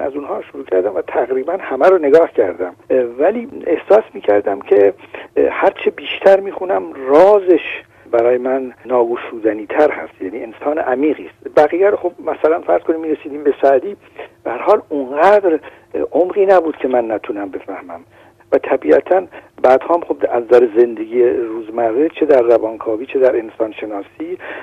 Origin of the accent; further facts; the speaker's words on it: Shiraz, Fars, Iran; now in France; شیرازی هستم